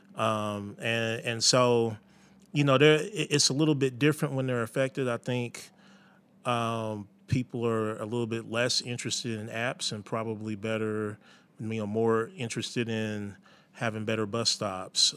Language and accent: English; Indianapolis, Indiana, United States; growing up in Indianapolis